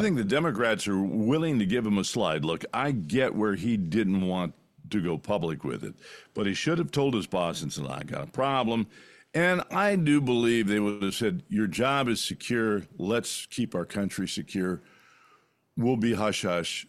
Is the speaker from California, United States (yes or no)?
yes; California, United States; when I grew up in California